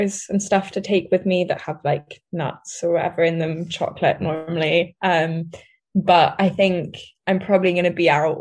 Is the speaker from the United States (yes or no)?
no; Bermuda; now in Edinburgh, United Kingdom; my home country is Bermuda